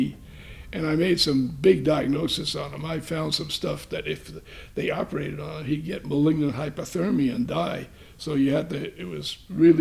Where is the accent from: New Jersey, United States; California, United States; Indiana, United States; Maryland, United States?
New Jersey, United States; Jersey City; moved away as an adult; I'm from New Jersey